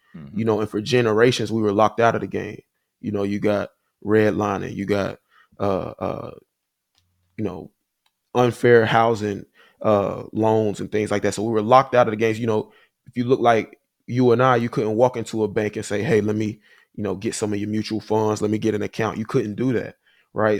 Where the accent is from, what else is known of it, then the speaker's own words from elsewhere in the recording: Huntsville, Alabama, United States; moved away as an adult; also born or lived in Nashville, Tennessee / Chicago; I'm from Huntsville, Alabama. Uh grew up there, you know, my whole life